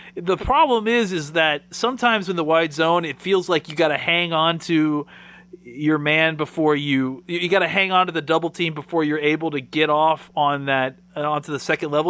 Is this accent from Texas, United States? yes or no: yes; Dallas, Texas, United States